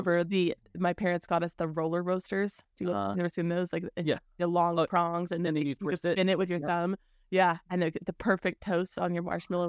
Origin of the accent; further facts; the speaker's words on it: Texas, United States; I grew up in South Texas. We rolled up in a trailer and just like whatever my parents had on hand.